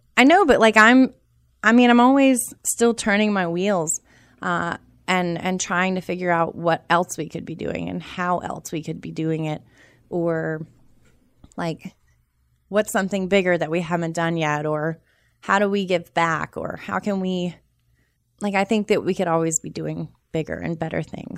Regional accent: Charlotte, North Carolina, United States; also born or lived in Boone / Durham; I'm from Charlotte

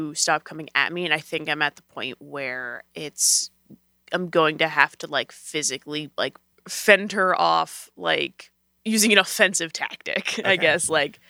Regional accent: Chicago, Illinois, United States; we are from Chicago. Well, my dad's from Chicago and my mom's from South Korea.

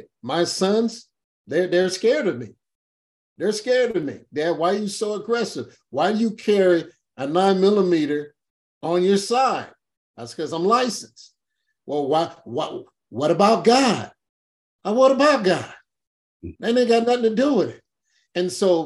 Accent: Los Angeles, California, United States; I'm from Watts.

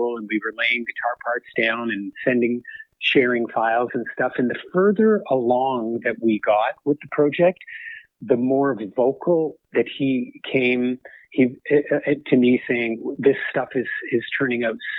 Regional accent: Canada; growing up as a Canadian kid

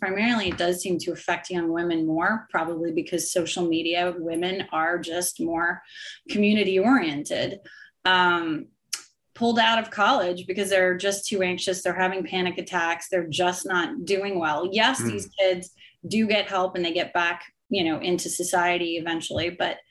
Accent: Canada; And for me as a Canadian, we had Boxing Day.

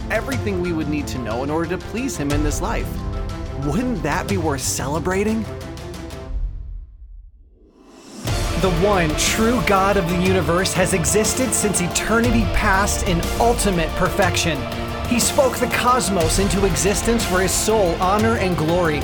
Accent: United States; I am American

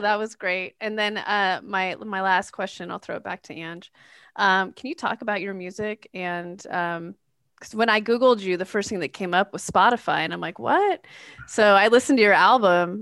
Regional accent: San Leandro, California, United States; I'm from San Leandro

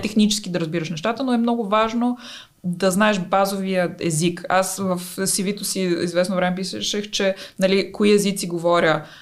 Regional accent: Bulgaria; also born or lived in Italy; аз винаги знаех, че ще се върна в България, защото тук си си вкъщи

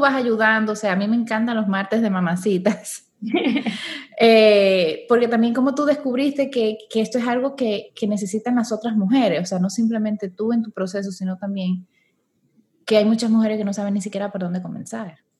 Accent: Dominican Republic; now in Panama; yo soy dominicana, aunque vivo aquí en Panamá

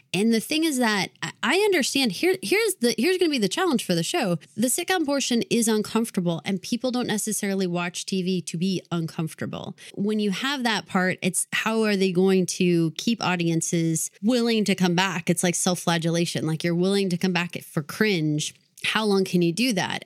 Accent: Texas, United States; also born or lived in Massachusetts; I'm from Texas

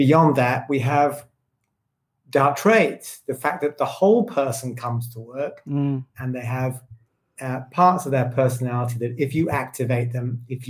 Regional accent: United Kingdom; me as a British person

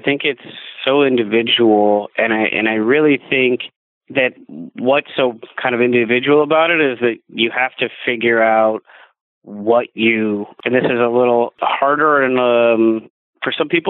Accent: Midwest, United States; Growing up in the Midwest, you have snowstorms and ice storms

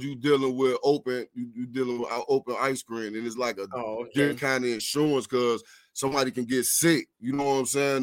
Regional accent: Florida, United States; Florida. I come from Block 6

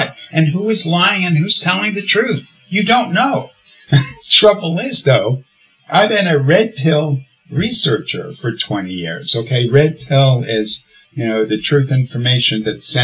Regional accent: New York City, New York, United States; I'm a guy from the Bronx

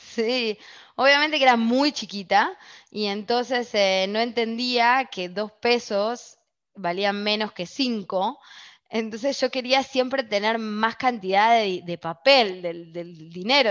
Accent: Argentina; moved away; como argentina

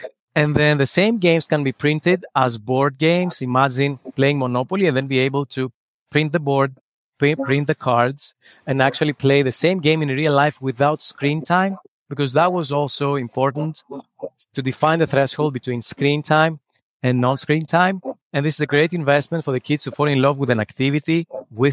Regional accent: Greece; English is a second language; moved away as an adult; now in New York, United States; I'm originally from Greece. I lived in New York for the last 9 years.

